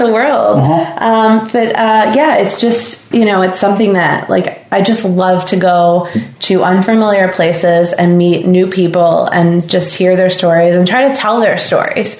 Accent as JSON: {"language": "English", "region": "Southern Illinois", "country": "United States", "moved": "yes", "lives_now": "Nantucket, United States", "said": "I'm actually from Southern Illinois"}